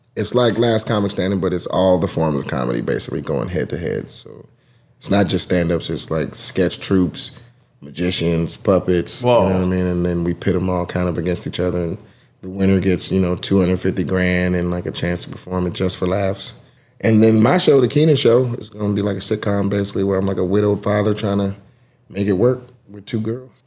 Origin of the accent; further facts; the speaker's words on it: College Park, Georgia, United States; I'm from Atlanta. Grew up in College Park, like where the airport is